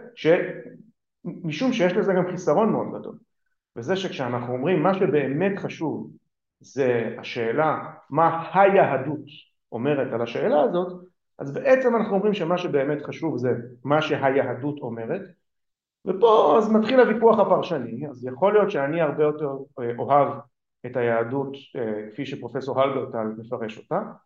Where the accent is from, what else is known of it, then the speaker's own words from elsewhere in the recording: Israel; first language Hebrew; אני גדלתי בעברית, זאת שפת האם שלי